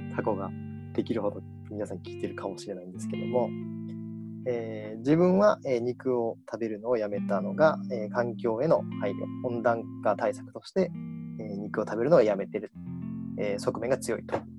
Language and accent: Japanese; Kagawa, Japan; moved away as an adult; also born or lived in Osaka; 地元から地元香川県なんですけど香川県から大阪